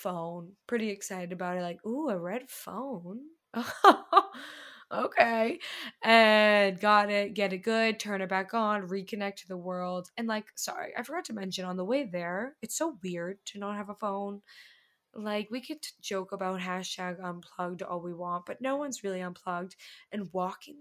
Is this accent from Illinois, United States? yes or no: no; Boston, Massachusetts, United States; I'm from Boston